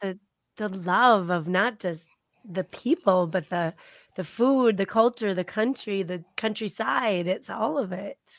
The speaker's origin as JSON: {"language": "English", "region": "Iowa", "country": "United States", "accent": "Iowa", "said": "My Iowa accent sometimes pops through"}